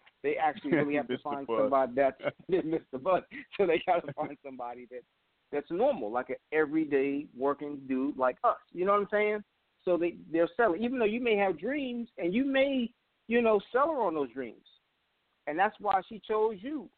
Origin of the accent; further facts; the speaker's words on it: New York, United States; now in Washington, D.C., United States; being from New York